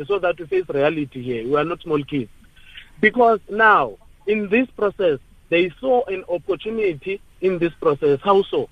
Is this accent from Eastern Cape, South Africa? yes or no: yes; Butterworth, Eastern Cape, South Africa; now in Johannesburg, South Africa; Originally, I'm from Butterworth, Ward 11, which is under Mnquma Municipality, of course. I'm based here in Johannesburg.